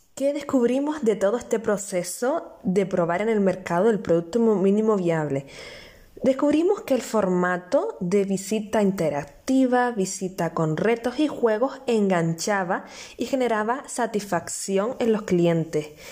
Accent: Canary Islands, Spain; nacida en Canarias

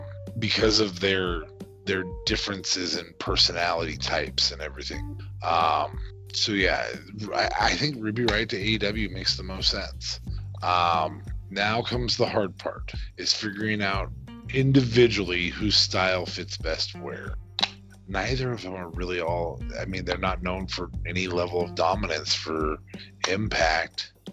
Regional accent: Canada; Not the same. I'm Canadian. It's different.

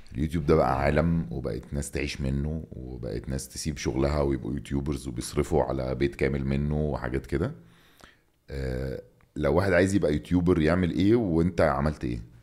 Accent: Egypt; انا مصري

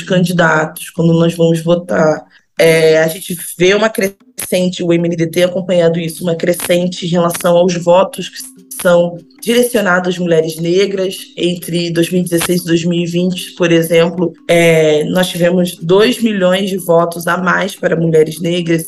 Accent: Brazil; Eu nunca saí do Brasil

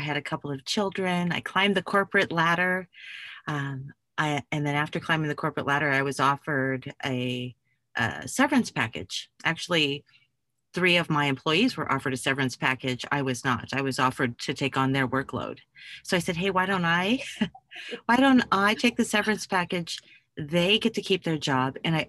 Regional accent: Germany; Well, I grew up as an Army brat. I loved my childhood. I grew up in Germany

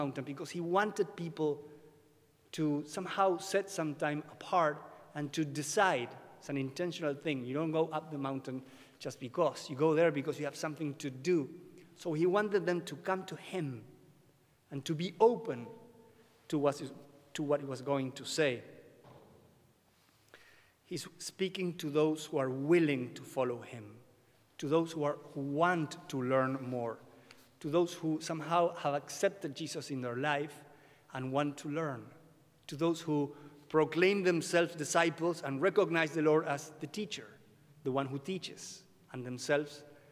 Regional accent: Buenos Aires, Argentina; English is a second language; I was born and raised in Buenos Aires, Argentina.

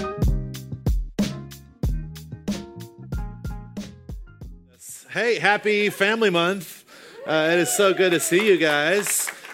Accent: the South, United States; I grew up in the South

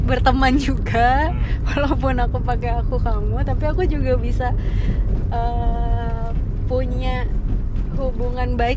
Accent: Surakarta, Central Java, Indonesia; lahir di Solo

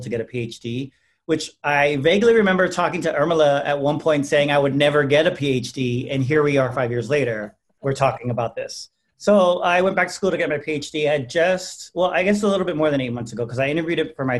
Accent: San Antonio, Texas, United States; I'm from San Antonio, predominantly Hispanic community

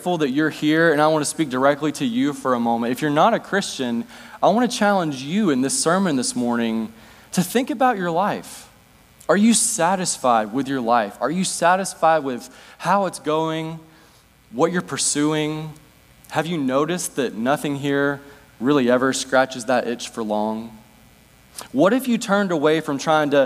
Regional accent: United States; now in Northwest United States; I was baptized here, spent part of my childhood year

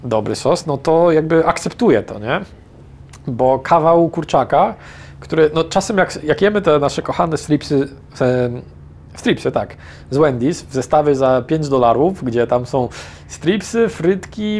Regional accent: Poland; jesteśmy z Polski

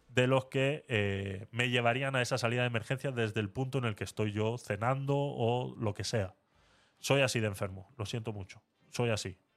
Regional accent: Murcia, Region of Murcia, Spain; Eh, yo soy de Murcia y Teatre es muy conocida.

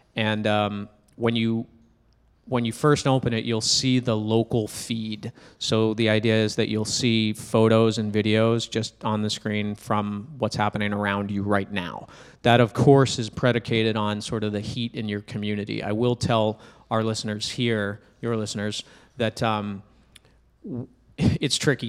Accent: New Hampshire, United States; now in Boston, United States; I'm a guy from New Hampshire. I live in Boston.

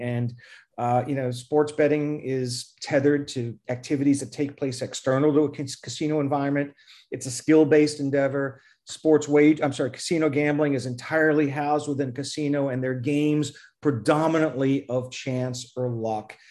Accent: New York City, New York, United States; moved away; also born or lived in Flushing, New York / East Meadow, Long Island; I grew up in Forest Hills, moved to Flushing, lived in East Meadow in Long Island.

